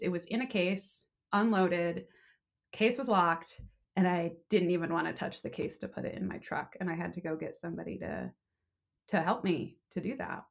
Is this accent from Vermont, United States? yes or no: yes; Vermont, United States; moved away as an adult; also born or lived in Boston / Los Angeles; growing up in Vermont, all I wanted to do was get out and go to the big city